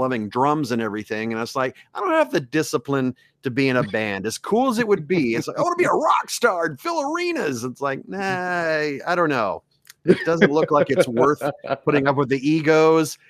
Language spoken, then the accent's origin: English; Mesquite, Texas, United States; also born or lived in Lake Charles, Louisiana; I grew up in Mesquite, which is a suburb of Dallas